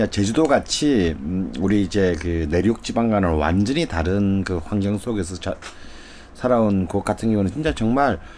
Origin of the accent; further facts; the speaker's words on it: Busan, South Korea; moved away; 그 사실 저만 하더라도 그래 부산에서 자랐는데